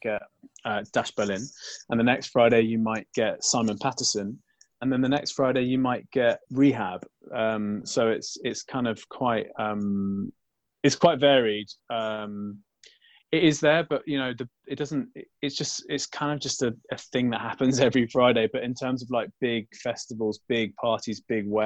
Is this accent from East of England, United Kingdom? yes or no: no; London, United Kingdom; growing up in London when trance wasn't big